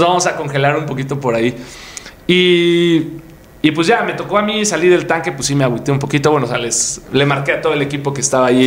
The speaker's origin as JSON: {"language": "Spanish", "region": "Puebla", "country": "Mexico", "said": "Yo soy de Puebla"}